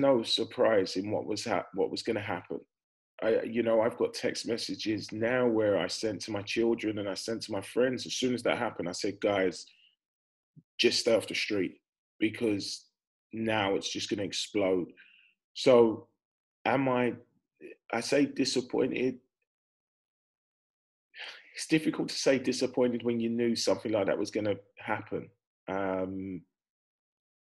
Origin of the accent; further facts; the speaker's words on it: Wales, United Kingdom; As a Welshman